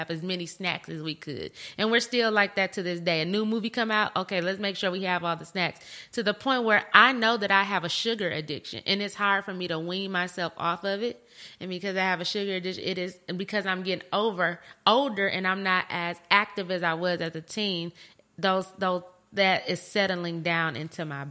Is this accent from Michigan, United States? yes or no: yes; Flint, Michigan, United States; also born or lived in Grand Blanc, Michigan; I'm from Michigan. I'm from Flint, Michigan